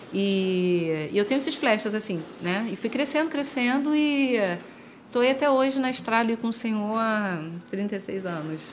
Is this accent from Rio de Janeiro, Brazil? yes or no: yes; Jardim Catarina, Rio de Janeiro, Brazil; eu congregava na Assembleia de Deus da Rua 7, no Jardim Catarina. Rua 7, assim, era na época, né? Pelo menos sempre era uma igreja conhecida. Uhum. E eu cresci lá